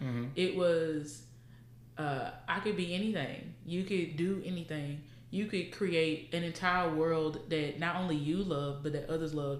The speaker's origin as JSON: {"language": "English", "region": "the South", "country": "United States", "tie": "born or raised there", "said": "we're both from the South"}